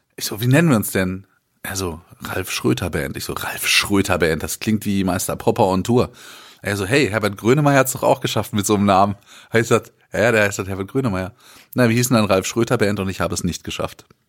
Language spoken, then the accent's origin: German; Germany; wir so als Deutsche